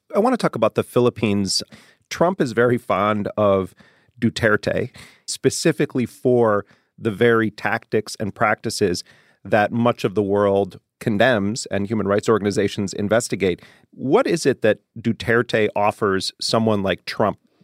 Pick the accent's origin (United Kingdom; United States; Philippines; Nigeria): United States; Wisconsin; moved away; I'm in Wisconsin. It's my home state